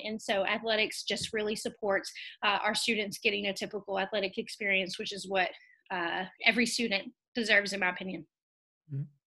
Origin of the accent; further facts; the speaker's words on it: Kentucky, United States; I am born and raised in Kentucky